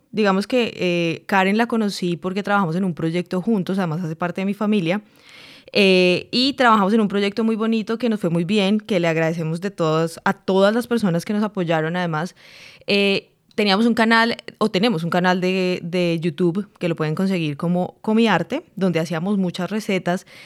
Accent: Colombia; now in United States; uno siendo colombiana y colombiano no tiene ni idea del café que toma. Ya cuando uno eh, empieza

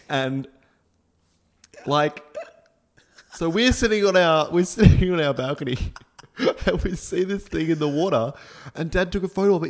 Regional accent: Australia; we're Australian

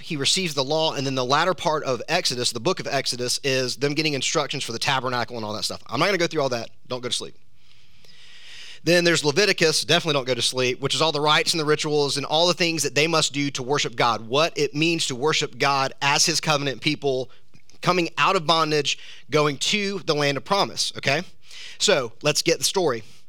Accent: South Georgia, United States; I'm from South Georgia

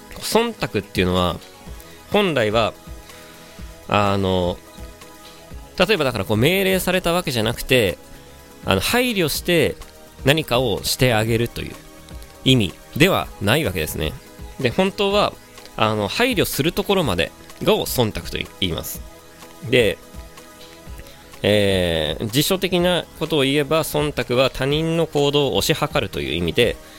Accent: Kanagawa, Japan; 神奈川の出身なんで

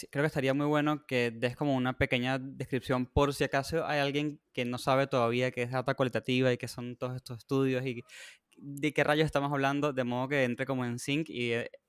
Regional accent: Venezuela; si sienten que yo lo argentino, no sé, la gente no sabe, pero yo soy de Venezuela también.

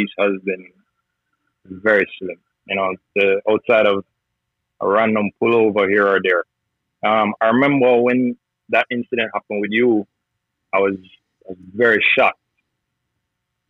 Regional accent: Jamaica; now in United States; growing up in Jamaica

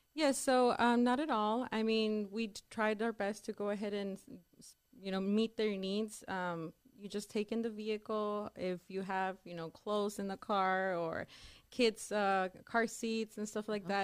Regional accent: El Paso, Texas, United States; also born or lived in Dallas; I am from El Paso, Texas

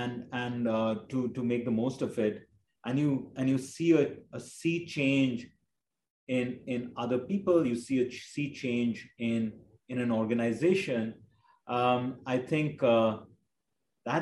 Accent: India; growing up in India

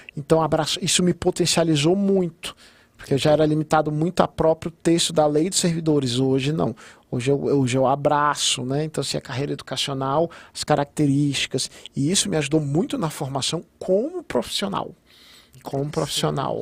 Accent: Gama, Federal District, Brazil; eu estava fazendo coisas da onde eu nasci, da onde eu criei

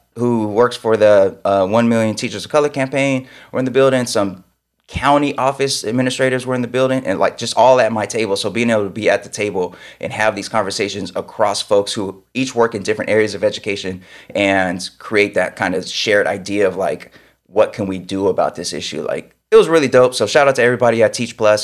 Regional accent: Sacramento, California, United States; moved away; I grew up in Sacramento

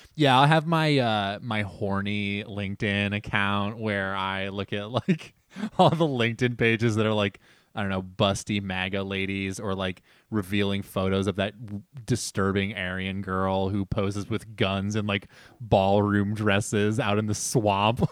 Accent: New Jersey, United States; we're from New Jersey

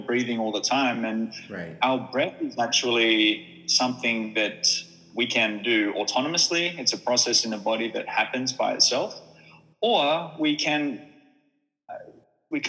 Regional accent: Australia; now in Finland; as an Australian who moved to Finland

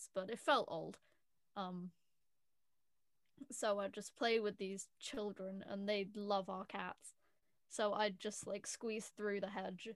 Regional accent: United Kingdom; I'm British

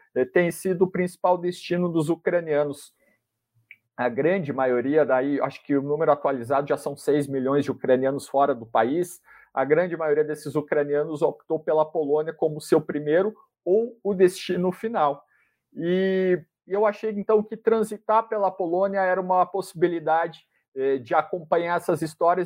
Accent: Brazil; sou jornalista, sou brasileiro, não falo nada de ucraniano

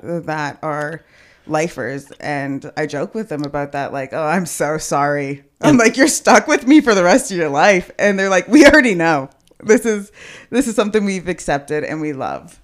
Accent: Edmonton, Alberta, Canada; born or raised there; also born or lived in Kelowna, British Columbia

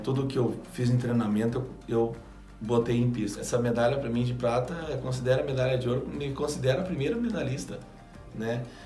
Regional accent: Brazil; Eu saí do Brasil

